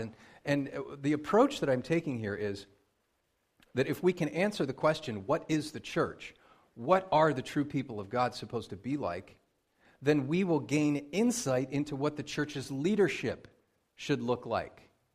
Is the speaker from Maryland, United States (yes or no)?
no; Pennsylvania, United States; moved away; I grew up in Pennsylvania